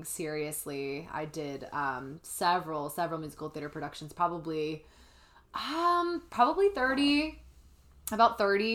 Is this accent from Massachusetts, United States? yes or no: no; New Jersey, United States; moved away as an adult; now in Los Angeles, United States; I'm from New Jersey originally